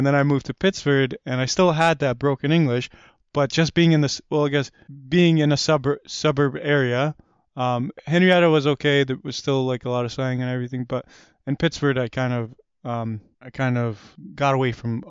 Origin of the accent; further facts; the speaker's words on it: Afghanistan; now in United States; When we came from Afghanistan, there was a church that was the church, it was because of the church that we got the refugee resettlement in.